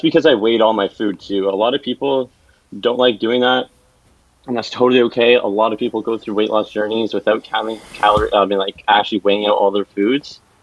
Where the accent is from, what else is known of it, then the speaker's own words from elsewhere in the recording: Ottawa, Ontario, Canada; moved away as an adult; now in Toronto, Canada; Born and raised in Ottawa, now living in Toronto